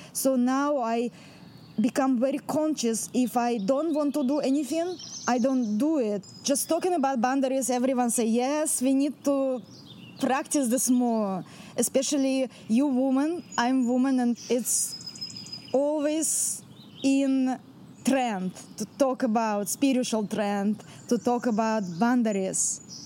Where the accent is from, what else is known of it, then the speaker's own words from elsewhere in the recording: Central Russia, Russia; English is a second language; now in Mount Shasta, United States; I'm from Russia. I'm full blood Russian from the center of Russia, where the three countries connected together